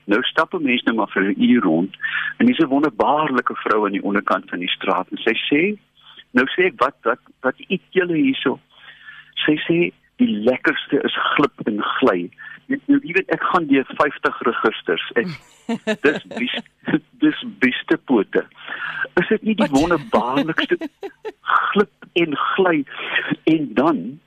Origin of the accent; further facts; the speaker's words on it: Robertson, Western Cape, South Africa; my dae as kind in Robertson